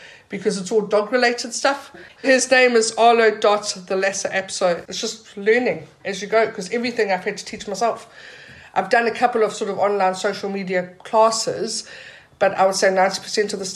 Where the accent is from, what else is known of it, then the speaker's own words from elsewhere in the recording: South Africa; now in Portobello, Edinburgh, United Kingdom; Growing up in South Africa